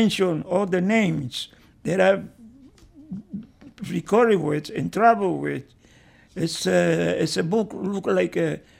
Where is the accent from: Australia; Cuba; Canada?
Cuba; Havana; English is a second language; moved away as an adult; now in New York, United States; I came from Havana, Cuba to United States with the dance team the Carmen and Rolando. They was the one brought me here to the United States.